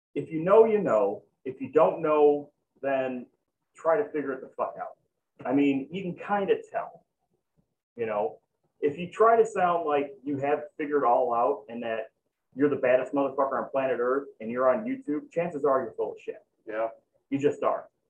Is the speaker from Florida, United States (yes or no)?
no; Chicago, Illinois, United States; I'm fucking from Chicago, so all convenience stores are liquor stores